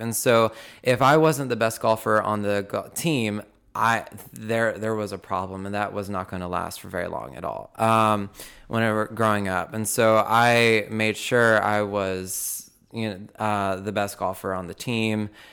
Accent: Belton, United States; I was born and raised in Belton

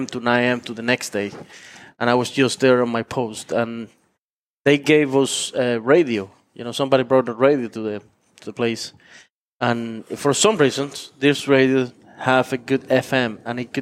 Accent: Cuba; now in Texas, United States; I'm from Cuba

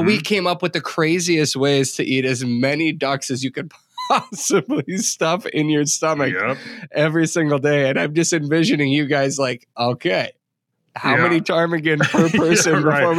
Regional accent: Minnesota, United States; I'm from Minnesota

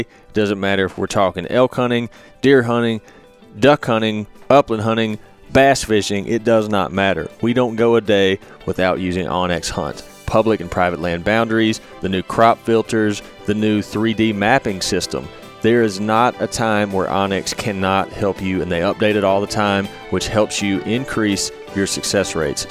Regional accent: Mississippi, United States; living and growing up in Mississippi

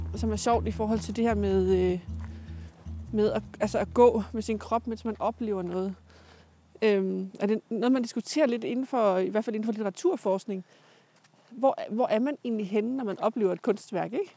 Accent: Jutland, Denmark; jeg er fra Jylland

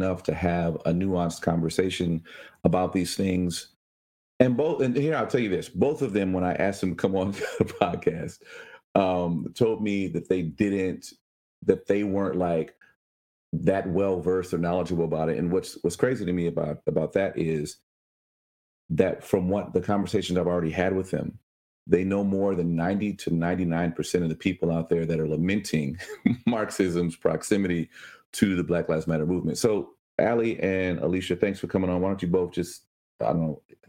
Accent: Chicago, Illinois, United States; I was born in Chicago.

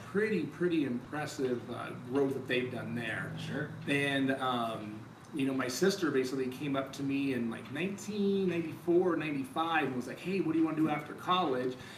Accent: Colorado Springs, Colorado, United States; born or raised there; also born or lived in Panama / Georgia

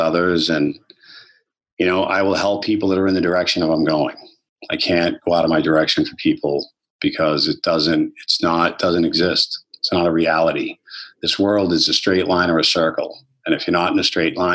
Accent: Boston, Massachusetts, United States; I grew up in Boston my whole life.

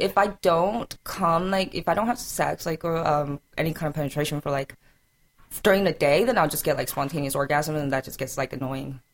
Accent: South Carolina, United States; also born or lived in Atlanta; I have three older brothers and I'm from South Carolina

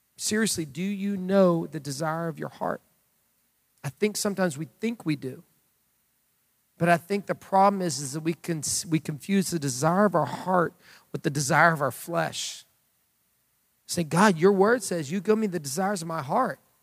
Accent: United States; as Americans

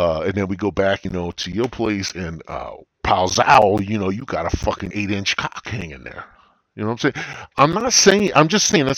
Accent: United States; I'm an American

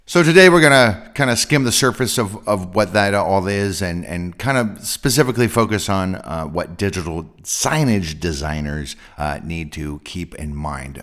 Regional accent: San Francisco Bay Area, California, United States; I'm from the San Francisco Bay Area

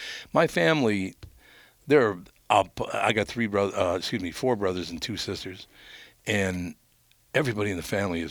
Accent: Minneapolis, Minnesota, United States; I grew up in North Minneapolis

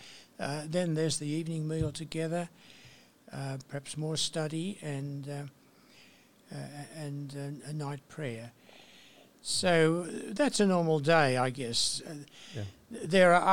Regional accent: Portland, New South Wales, Australia; also born or lived in Bathurst, New South Wales; I was born in a small town in New South Wales, country New South Wales, Central West, called Portland

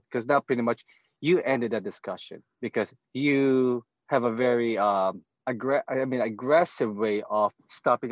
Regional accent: Philippines; moved away; I'm Filipino

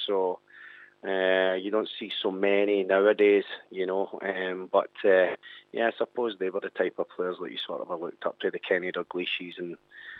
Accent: Airdrie, Scotland, United Kingdom; also born or lived in Hamilton / Coatbridge; I was born and raised in Airdrie for probably the first 11, 12 years, and then moved to another part of Lanarkshire, moved to Hamilton.

